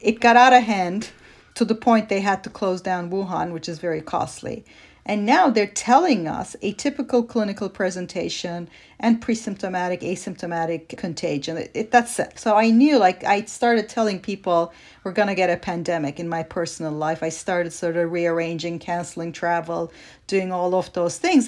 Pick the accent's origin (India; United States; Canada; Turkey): Turkey; moved away; I grew up in Turkey